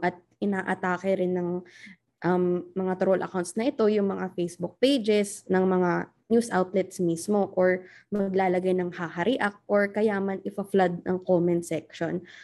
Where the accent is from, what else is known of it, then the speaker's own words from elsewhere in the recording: Batangas, Calabarzon, Philippines; now in Makati, Philippines; taga Calabarzon din ako, um, taga Batangas ako, pero ngayon nakatira ako sa Makati.